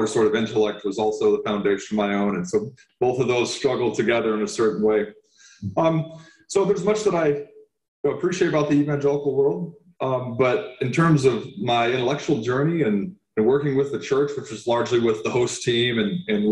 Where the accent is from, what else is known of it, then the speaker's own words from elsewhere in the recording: Santa Rosa, California, United States; also born or lived in Occidental, California; I was raised in Santa Rosa, California, and grew up in the Redwoods of Occidental in the West County near the ocean